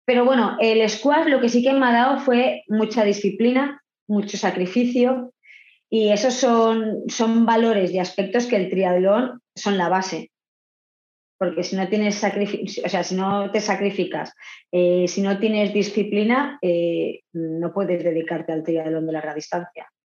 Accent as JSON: {"language": "Spanish", "country": "Argentina", "said": "Yo vengo de Argentina y decido pues probar en el triatlón"}